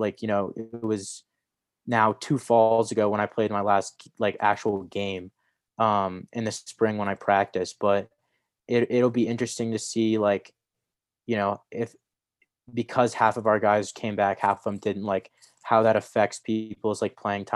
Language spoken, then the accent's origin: English; Columbus, Ohio, United States; moved away; I grew up in Columbus